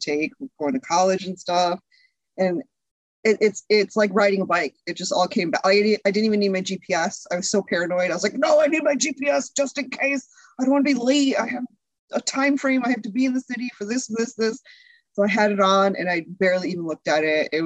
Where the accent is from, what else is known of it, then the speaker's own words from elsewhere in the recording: Connecticut, United States; also born or lived in Chicago area; now in Chicago, United States; I grew up in Connecticut.